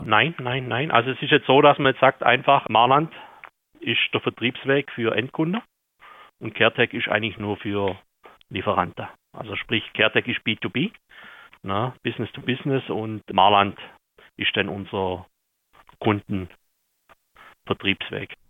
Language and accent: German; Austria; also born or lived in Vienna; Ich selber bin eigentlich aus Aulerdorf, arbeite jetzt aber in Wien